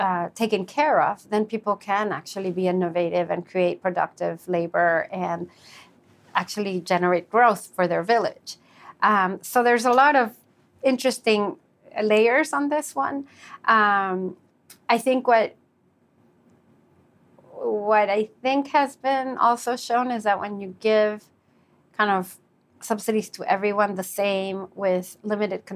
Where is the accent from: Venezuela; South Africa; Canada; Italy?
Venezuela; I'm from Venezuela